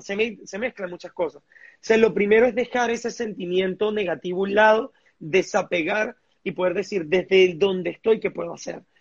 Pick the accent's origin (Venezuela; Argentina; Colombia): Venezuela; todos los venezolanos tenemos, somos brillantes